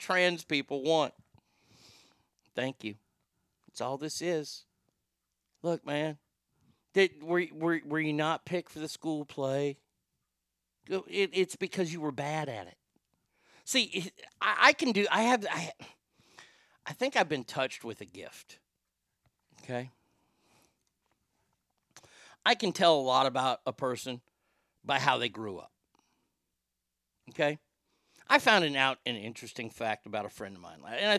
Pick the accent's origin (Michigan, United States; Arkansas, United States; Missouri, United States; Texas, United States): Texas, United States; the fact that we're from Texas